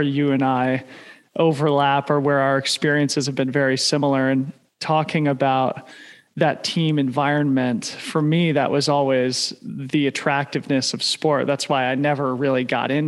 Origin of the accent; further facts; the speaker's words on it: Boulder, Colorado, United States; I grew up in Boulder, Colorado, obviously a trail mecca